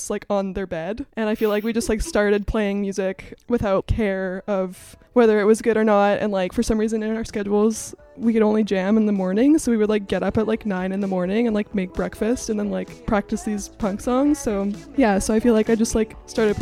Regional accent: Alberta, Canada; moved away; also born or lived in St. John's, Newfoundland / Halifax, Nova Scotia; I'm originally from Alberta, but I'd like to think I'm an honorary Newfoundlander

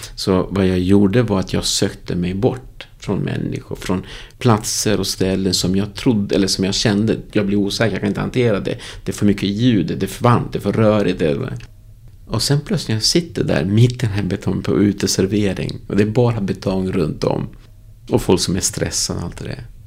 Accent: Uruguay; Swedish is a second language; also born or lived in Moheda, Sweden / Stockholm, Sweden; now in Västerås, Sweden; där jag är född Uruguay

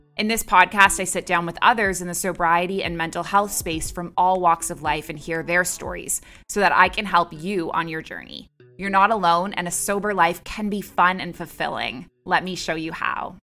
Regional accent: Canada; moved away as an adult; also born or lived in Dubai / Abu Dhabi; now in Bali, Indonesia; I'm a Canadian who moved across the world at age twenty-three, and I never went back.

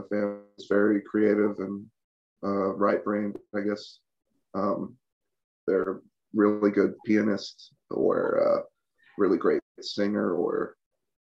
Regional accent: Prattville, Alabama, United States; also born or lived in Georgia / North Carolina / Louisville, Kentucky; I grew up in Prattville, which is really close to Montgomery.

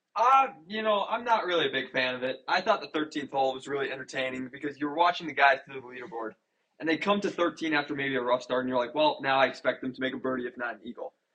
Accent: Minnesota, United States; especially being a Minnesotan

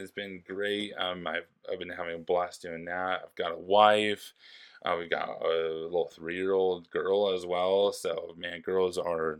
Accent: Forest Grove, Oregon, United States; My buddy Luke was up there with me and my buddy Johnny, and we're all from Forest Grove, Oregon.

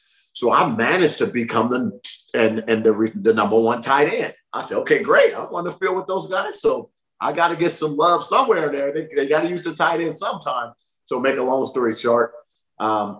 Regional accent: Long Beach, California, United States; I'm from Long Beach

